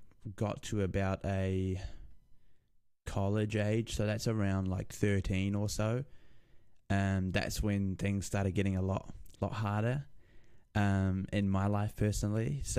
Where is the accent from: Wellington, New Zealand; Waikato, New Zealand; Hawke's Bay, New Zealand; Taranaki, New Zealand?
Wellington, New Zealand; Lower Hutt; born there; so I was born in Lower Hutt, Wellington, which is in New Zealand.